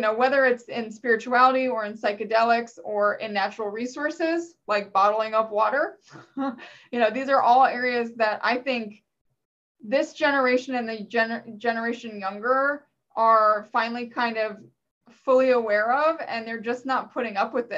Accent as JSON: {"language": "English", "region": "Virginia", "country": "United States", "said": "I'm from Virginia"}